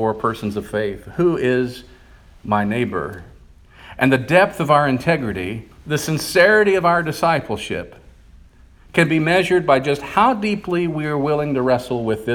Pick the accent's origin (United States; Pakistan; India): United States; also born or lived in Bible Belt; we live in a culture today, as American Christians